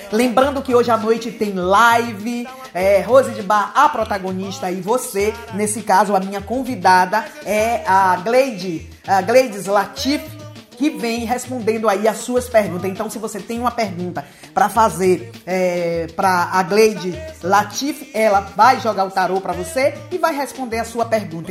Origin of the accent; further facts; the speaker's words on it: Northeast Region, Brazil; now in Italy; eu sou nordestina com muito orgulho